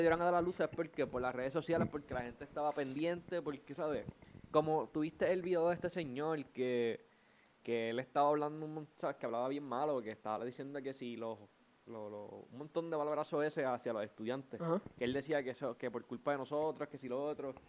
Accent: Puerto Rico; siendo puertorriqueños

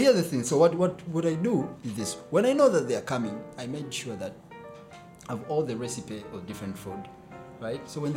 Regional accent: Tanga, Tanga Region, Tanzania; moved away; also born or lived in Lushoto; most of our life we spent in Tanga, then we moved here

